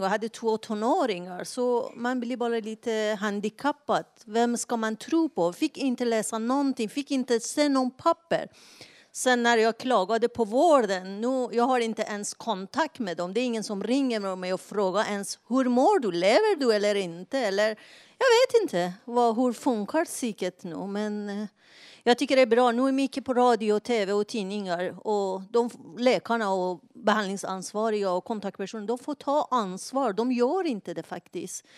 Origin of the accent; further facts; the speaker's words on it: Iran; now in Sweden; jag kommer från Iran